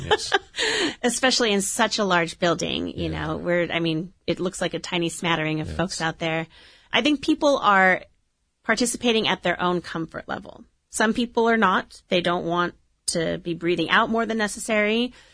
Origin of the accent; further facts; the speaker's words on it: Orange, California, United States; I grew up in Orange, went to Holy Family, went to Orange High School